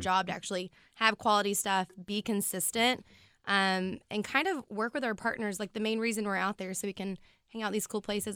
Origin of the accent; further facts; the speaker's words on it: United States; I'm from Washington